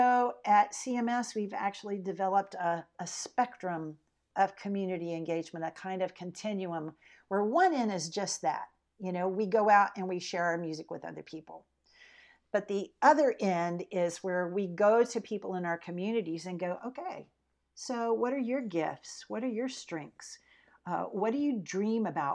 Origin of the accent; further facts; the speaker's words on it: Pensacola, Florida, United States; moved away as an adult; also born or lived in Michigan; now in Texas, United States; I grew up in Pensacola, Florida, you know, right on the Gulf Coast